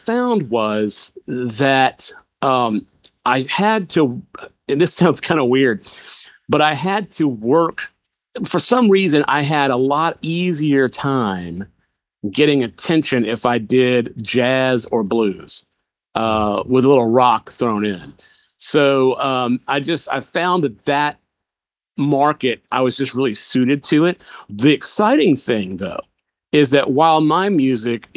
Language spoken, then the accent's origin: English; Macon, Georgia, United States; my hometown of Macon, Georgia